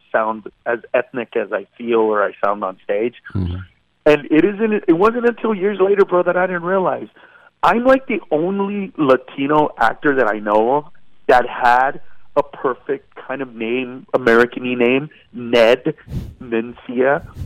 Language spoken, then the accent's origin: English; Honduras; born there; And so I remember putting down that I was born in Honduras